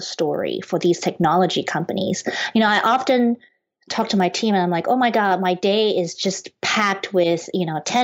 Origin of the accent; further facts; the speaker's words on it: Penang, Malaysia; moved away as an adult; now in United States; I'm originally from Penang, Malaysia. I moved to the U.S. when I was 19 to study architecture